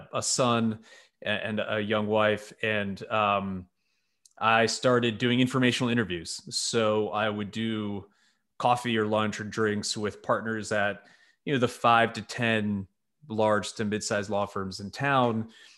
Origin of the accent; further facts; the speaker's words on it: New York, United States; Yeah, so I'm a New Yorker who married a Nashville girl. We met in college and we did the Northeast thing for a little bit.